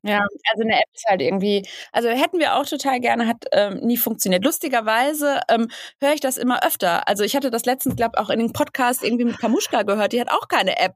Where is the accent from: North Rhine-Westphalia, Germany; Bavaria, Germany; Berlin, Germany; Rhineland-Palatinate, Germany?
North Rhine-Westphalia, Germany; Bottrop; now in Hamburg, Germany; ich komme ursprünglich aus dem Ruhrgebiet, aus Bottrop und ähm, bin vor vielen Jahren nach Hamburg gezogen und wohne jetzt in Hamburg, in Ottensen